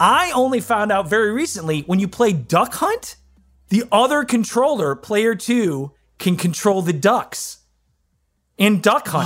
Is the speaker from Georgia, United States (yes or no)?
no; Ann Arbor, Michigan, United States; I'm from Michigan, and in Ann Arbor, Michigan, where I'm from